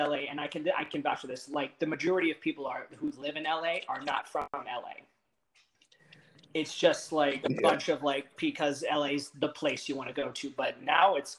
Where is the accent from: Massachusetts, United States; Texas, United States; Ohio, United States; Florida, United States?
Texas, United States; also born or lived in Los Angeles area, California; we moved to Texas for work for my dad's job